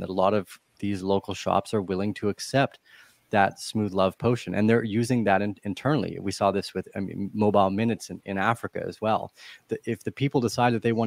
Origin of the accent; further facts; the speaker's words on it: Canada; moved away as an adult; I moved away from Canada a bunch of years ago